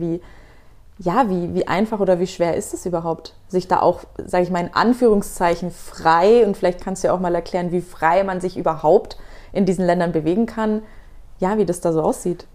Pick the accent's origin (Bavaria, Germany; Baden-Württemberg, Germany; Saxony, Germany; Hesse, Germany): Bavaria, Germany; Nuremberg; ich komme aus Nürnberg